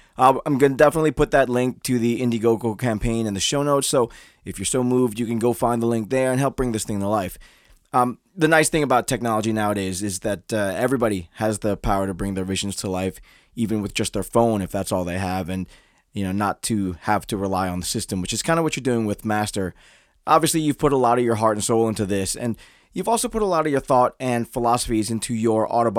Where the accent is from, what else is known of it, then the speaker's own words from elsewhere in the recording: Philippines; I'm Filipino, so I have experienced racism and bullying.